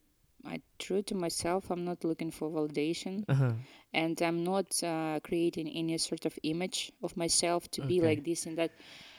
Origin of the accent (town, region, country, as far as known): Ukraine; born or raised there; English is a second language; moved away as an adult; also born or lived in Russia / Canada; now in Scotland, United Kingdom